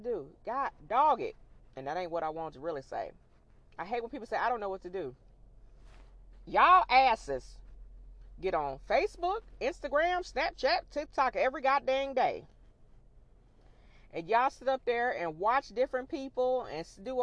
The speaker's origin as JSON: {"language": "English", "region": "Illinois", "country": "United States", "moved": "yes", "lives_now": "the South, United States", "said": "we're originally from Illinois and we live down in the South"}